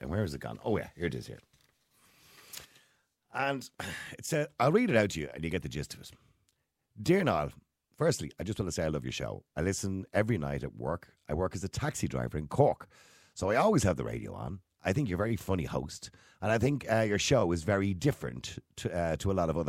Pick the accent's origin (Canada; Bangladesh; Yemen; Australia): Bangladesh; English is a second language; now in Ireland; I'm from Bangladesh, and I've been here for 11 years. I came to this country because there were no opportunities in my small town, and many of my friends had travelled to Ireland for a better life.